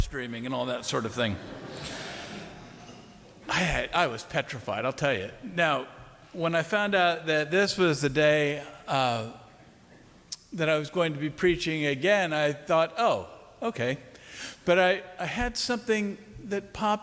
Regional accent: Wilmington, Delaware, United States; St. Andrew's Church in Wilmington, Delaware, my hometown

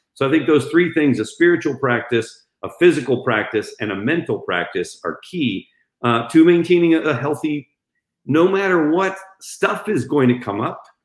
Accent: Spain; moved away; I grew up in Spain, so I speak Spanish

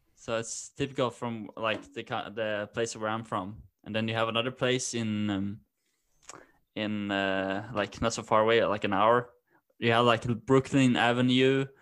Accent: Norway; also born or lived in Denmark; I'm from Norway

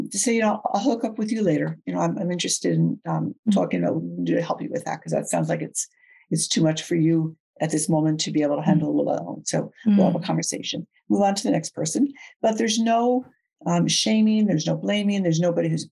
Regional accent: outside New York City, United States; I grew up outside New York City, and I come from a fast speaking family.

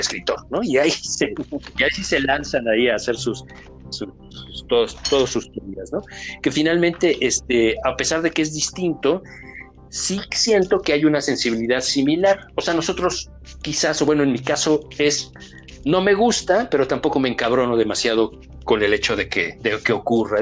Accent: Mexico; como mexicanos

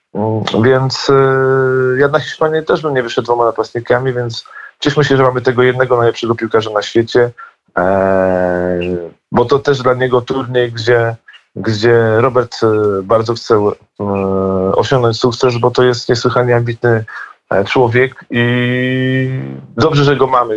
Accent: Poland; jesteśmy Polakami

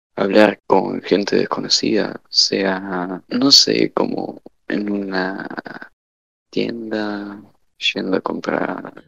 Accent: Argentina; soy de Argentina, estudio economía

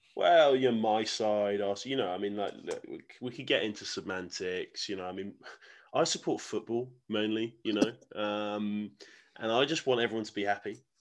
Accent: England, United Kingdom; I was born in England

